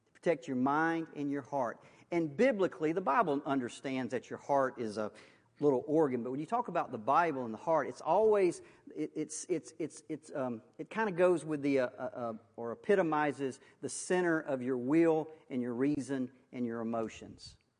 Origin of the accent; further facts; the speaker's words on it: Waukesha County, Wisconsin, United States; I was born in Waukesha County. Um, I've never left.